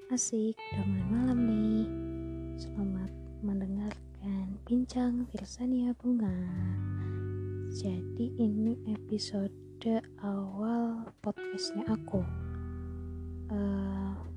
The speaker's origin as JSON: {"language": "Indonesian", "town": "Banyuwangi", "region": "East Java", "country": "Indonesia", "tie": "born or raised there", "also_born_or_lived": "Malang / Jombang", "said": "Banyuwangi karena kebetulan orang tua aku tinggal di sana jadi aku uh, eh, SD juga di Banyuwangi tapi aku lahir aslinya di kota Malang untuk SMP aku sekolah di salah satu pondok pesantren di Jombang"}